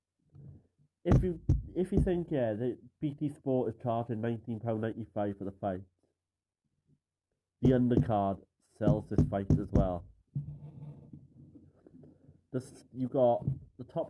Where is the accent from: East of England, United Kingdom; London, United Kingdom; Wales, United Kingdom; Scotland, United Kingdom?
Wales, United Kingdom; Caerphilly; I'm from Caerphilly, Wales